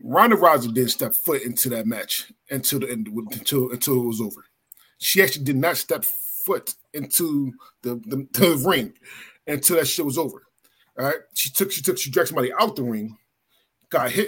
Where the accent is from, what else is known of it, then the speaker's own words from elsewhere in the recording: Philadelphia, Pennsylvania, United States; moved away; I'm from Philly, so I grew up with ECW